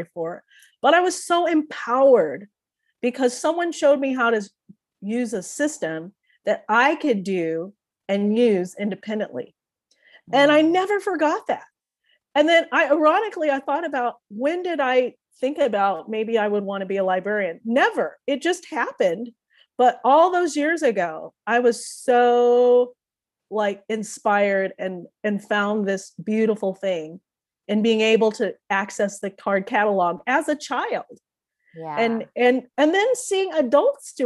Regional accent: Springfield, United States; first language English; also born or lived in London; now in Denver, United States; that small town that I grew up in Springfield

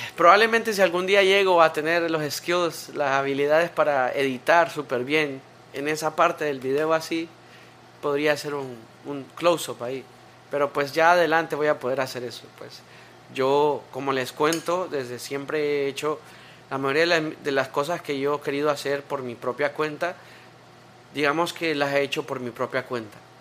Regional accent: Tegucigalpa, Francisco Morazán, Honduras; nací en Tegucigalpa

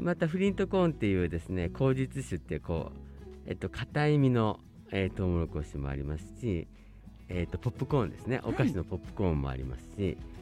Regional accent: Kobe, Hyogo, Japan; moved away as an adult; now in Hokkaido, Japan; 私はあの兵庫県の神戸市出身でして

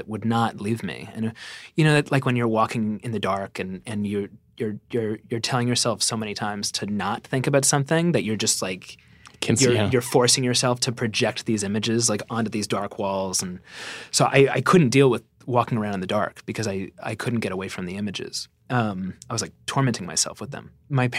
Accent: Santa Fe, New Mexico, United States; also born or lived in New York, United States / Chester, United Kingdom; I was born in New York and I was there for the first, few years of my life and then moved to Chester, England for a few years with my family. And then I spent most of my adolescence in Santa Fe, New Mexico.

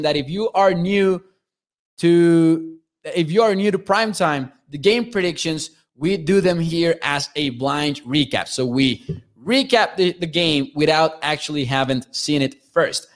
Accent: Mexico; I am from Mexico. I am from Mexico

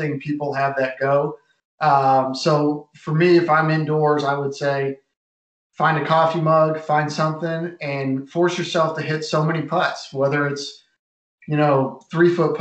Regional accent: Massachusetts, United States; moved away; I grew up in Massachusetts

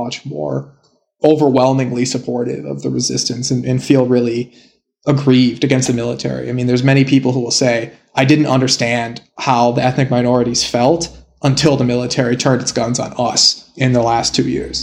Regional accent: United States; I'm an American

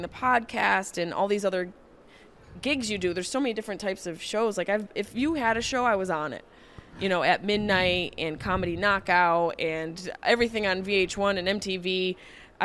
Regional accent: Syracuse, New York, United States; moved away as an adult; now in Los Angeles, United States; I grew up in Syracuse. I left when I was 18

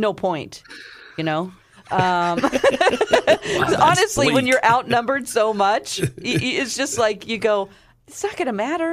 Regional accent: Ozark, Missouri, United States; my hometown of Ozark

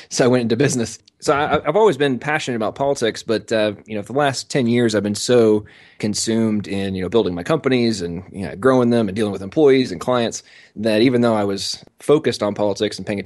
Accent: England, United Kingdom; I'm American, but I was born and raised in England. Uh, my father was a military contractor, and uh, they moved over there uh, about 10 days before I was born.

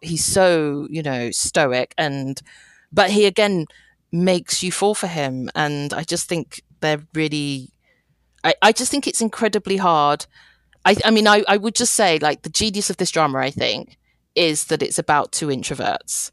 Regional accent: United Kingdom; I'm British Chinese, so my parents are from Hong Kong.

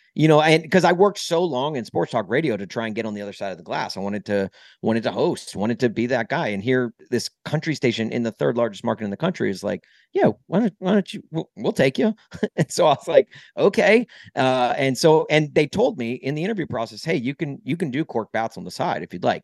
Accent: Nashville, Tennessee, United States; moved away as an adult; also born or lived in Brentwood, Tennessee / Columbia, Missouri / Southern California / St. Louis; now in Chicago, United States; I grew up in Nashville

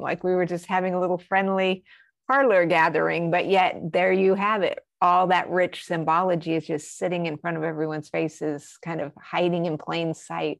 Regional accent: Albuquerque, New Mexico, United States; I was raised in Albuquerque

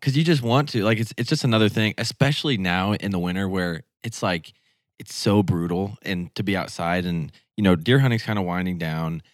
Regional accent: the Ozarks, United States; growing up in the Ozarks

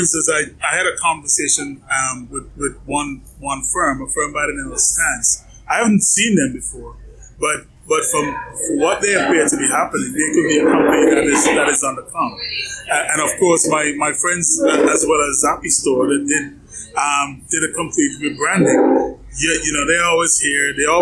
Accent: Atlanta, Georgia, United States; my hometown of Atlanta

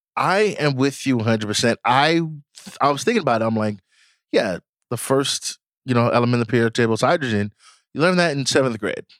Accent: Nigeria; I am Nigerian

